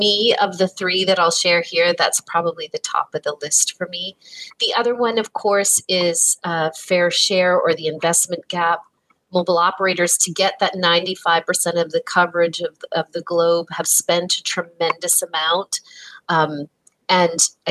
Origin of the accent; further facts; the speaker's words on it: Canada; I'm embarrassed as a Canadian that I am not bilingual when so much of my home country is